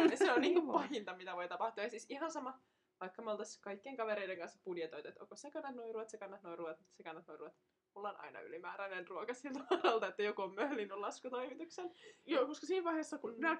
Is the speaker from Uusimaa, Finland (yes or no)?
no; Tampere, Pirkanmaa, Finland; Ollaan tamperelaisia.